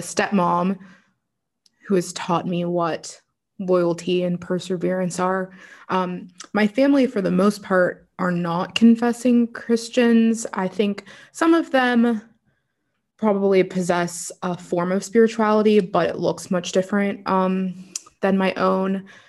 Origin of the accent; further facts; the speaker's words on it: Pittsburgh, Pennsylvania, United States; also born or lived in Los Angeles / Florida; from the age of around six and on i was raised in pittsburgh